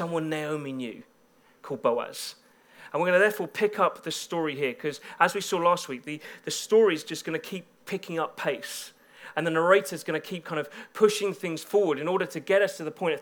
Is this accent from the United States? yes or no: no; Bedford, East of England, United Kingdom; now in Birmingham, United Kingdom; I come from Bedford